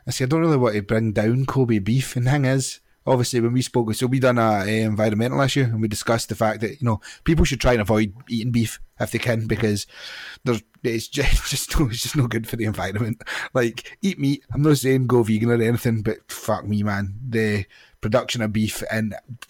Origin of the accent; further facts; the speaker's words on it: just outside of Glasgow, Scotland, United Kingdom; I was born just outside of Glasgow. It's like 60 miles along the road.